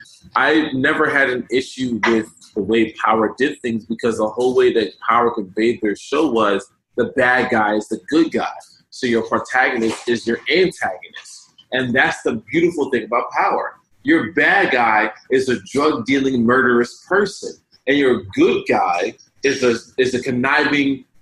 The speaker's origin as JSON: {"language": "English", "town": "Willingboro", "region": "New Jersey", "country": "United States", "tie": "born or raised there", "said": "I grew up in Willingboro, New Jersey"}